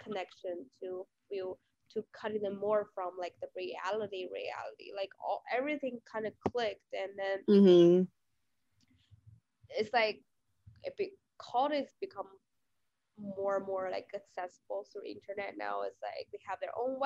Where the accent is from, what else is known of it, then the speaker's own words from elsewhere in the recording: China; moved away; my home country.